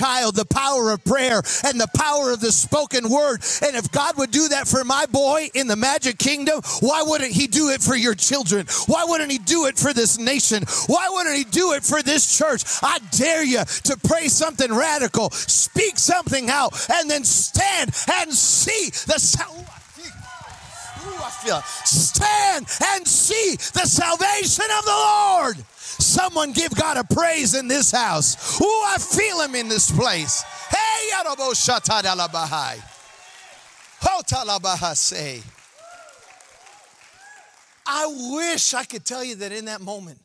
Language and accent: English; Chicago, Illinois, United States; I'm from Chicago.